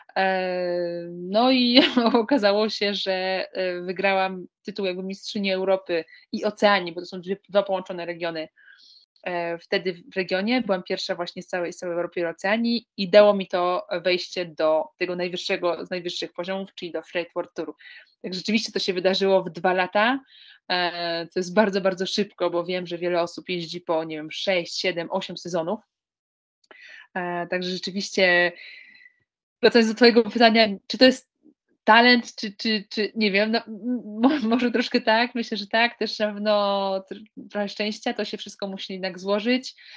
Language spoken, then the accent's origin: Polish; Łódź, Łódź Voivodeship, Poland; pochodzę z miejsca, które, e, które no nie, nie słynie z jakichś wielkich tradycji narciarskich